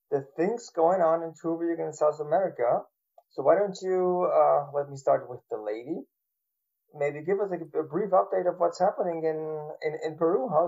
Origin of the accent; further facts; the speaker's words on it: Austria; now in Germany; I'm from Austria